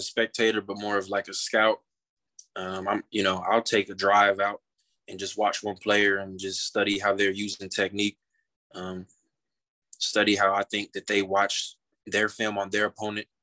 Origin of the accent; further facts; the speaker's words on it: Kansas City, Missouri, United States; I grew up in Kansas City, so I'm a Chiefs fan by default, really.